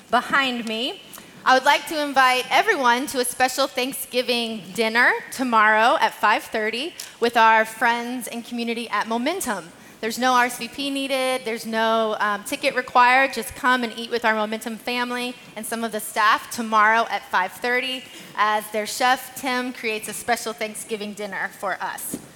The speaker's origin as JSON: {"language": "English", "region": "Kentucky", "country": "United States", "said": "Kentucky? I'm from Kentucky."}